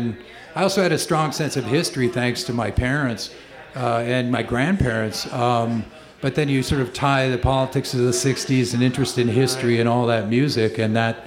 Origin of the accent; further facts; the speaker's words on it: Ashland, Wisconsin, United States; moved away; I grew up in Ashland, Wisconsin, which is way up on Lake Superior